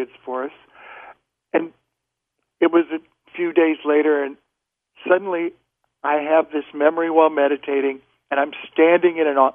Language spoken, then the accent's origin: English; Nebraska, United States; also born or lived in Boston; I was from Nebraska when I was a little kid